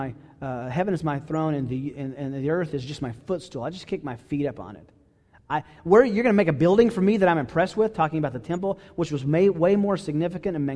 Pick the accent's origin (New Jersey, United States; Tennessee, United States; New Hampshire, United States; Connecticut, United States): Tennessee, United States; Chattanooga; I grew up in Chattanooga, Tennessee